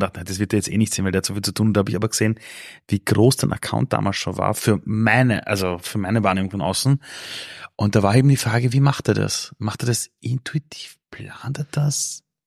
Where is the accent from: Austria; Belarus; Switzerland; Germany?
Austria; Vienna; ich bin aufgewachsen damals in Simmering, draußen in Kaiser Ebersdorf